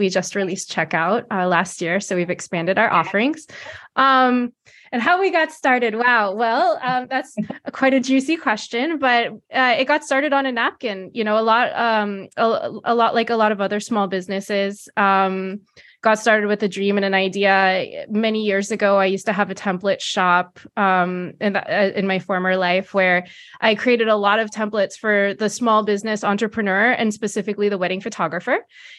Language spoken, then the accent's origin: English; California, United States; I'm located in the San Francisco Bay Area. So as many people know, it's Silicon Valley, but I was born and raised here.